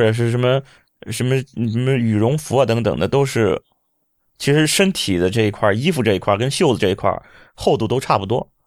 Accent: Shandong, China; moved away as an adult; now in Hangzhou, China; 刚刚来，来杭州，以前我是北方人，我山东人。在山东的时候，过冬没觉得这么难过。现在来到杭州，不是现在，当初，应该是十几年前来到杭州的时候

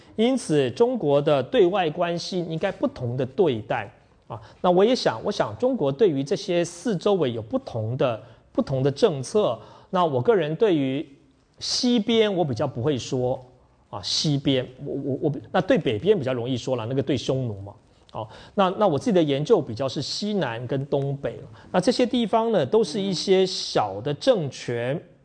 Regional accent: Taiwan; 我从台湾来

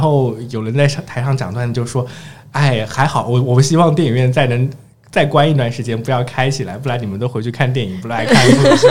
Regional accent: Zhejiang, China; 我是浙江人

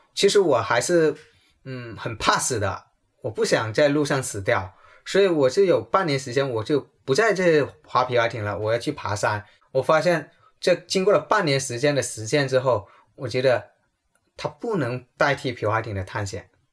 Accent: Guangdong, China; 我从小，从，从读中学开始我就开始喝茶，因为我们广东人特别有茶文化，因为我喝铁观音喝了有三十多年了

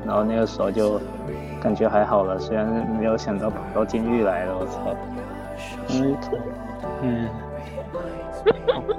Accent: Guangdong, China; moved away as an adult; now in Nanjing, China; 我们这个专业就我一个广东人

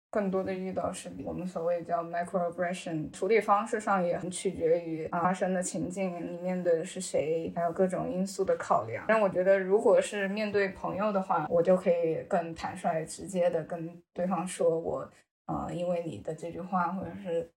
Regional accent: China; moved away as an adult; now in Sweden; 我生在中国

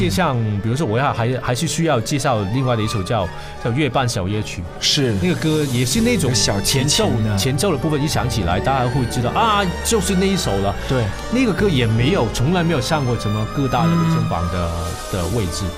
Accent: Hong Kong; 我是一个香港人

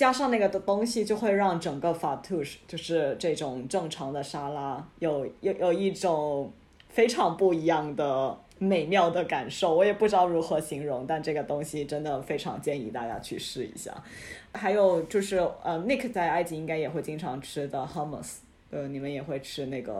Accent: Guangdong, China; 就跟我们广东人烤鸡有一些很讲究的执念一样

